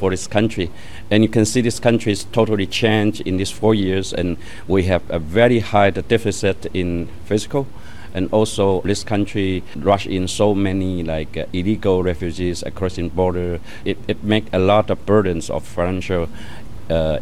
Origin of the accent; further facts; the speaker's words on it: China; English is a second language; now in Canada; I'm the immigrant from China.